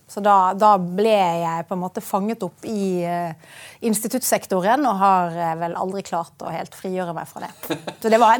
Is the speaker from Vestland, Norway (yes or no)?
yes; Bergen, Vestland, Norway; Det er mange år siden jeg har bodd i Bergen nå, da.